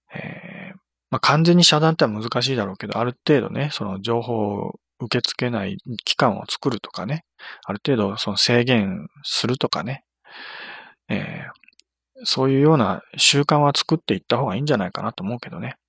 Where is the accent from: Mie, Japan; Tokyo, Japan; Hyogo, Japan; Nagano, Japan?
Nagano, Japan; 私の地元